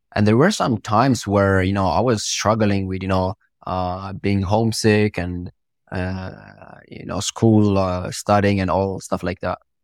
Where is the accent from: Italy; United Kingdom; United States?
Italy; first language Italian; English is a second language; also born or lived in Morocco; I was actually born from Morocco and I moved to Italy when I was two years old. And I grew up in Italy. I, I went to school in Italy. So my first language is Italian.